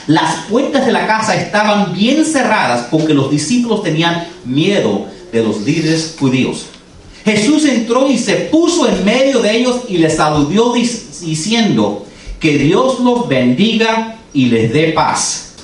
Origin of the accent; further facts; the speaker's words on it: United States; first language English; Spanish is a second language; Yo nací aquí, yo soy americano. Yo hablo inglés y tuve que aprender a leer el español.